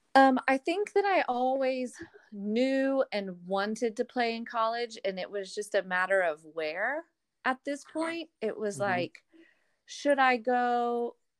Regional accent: Arlington, Texas, United States; moved away; I'm from Arlington, Texas.

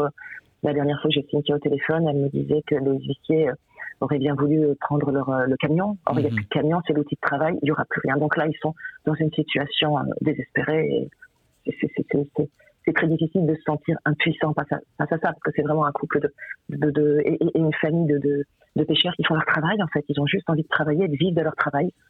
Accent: the North, Hauts-de-France, France; je suis du Nord

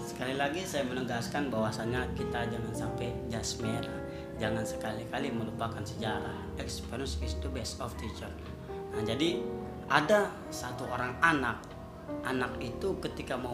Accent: Bandung, West Java, Indonesia; ditanya orang mana sih saya jawab orang Bandung

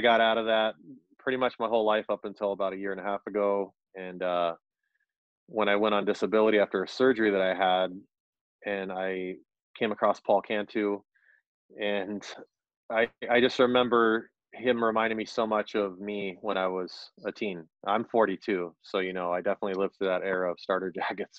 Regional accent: Orange County, California, United States; moved away as an adult; now in Minneapolis, United States; I'm from Orange County, California. I've lived in Minnesota for about eight years now.

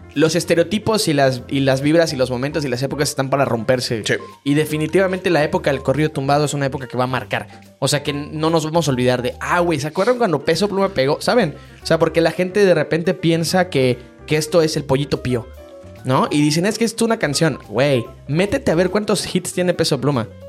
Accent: Mexico; como mexicanos en uno de los países más machistas en el mundo

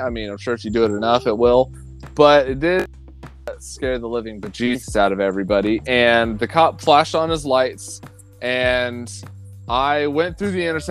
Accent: rural Oklahoma, United States; moved away; I'm out in Oklahoma, growing up in rural Oklahoma

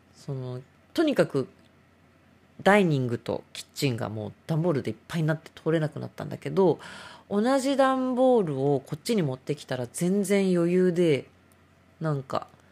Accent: Kanto, Japan; 私たち関東人は雪に弱いですから

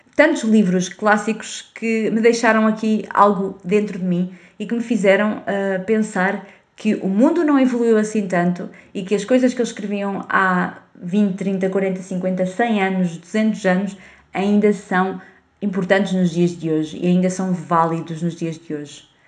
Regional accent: Portugal; first language Portuguese; ler literatura portuguesa é uh, obrigatório na, na escola

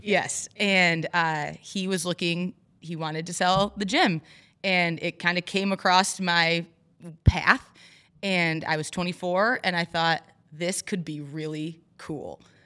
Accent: Overdale City, Michigan, United States; also born or lived in Florida; I'm from Overdale City, so not far from here. Um, grew up there, very small town

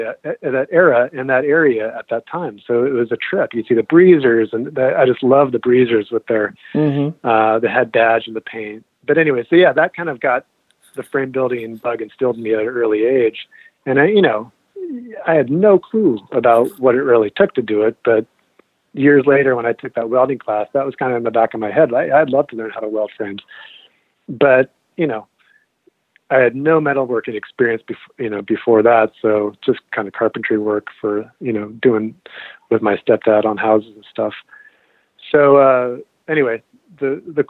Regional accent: Marin County, California, United States; I grew up in Marin County, California

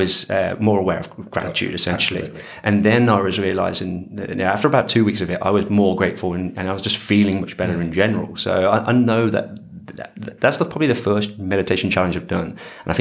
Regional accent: Coventry, West Midlands, United Kingdom; From a place called Coventry, which is basically a bit of a bum city right in the middle of.

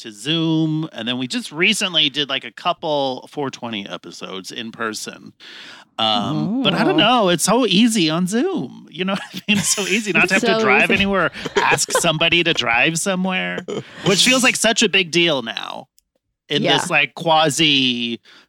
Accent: San Jose, California, United States; I grew up in San Jose, which is a metropolis

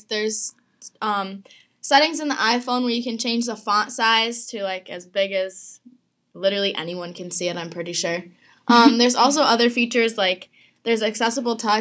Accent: Oswego, New York, United States; I've lived here my whole life

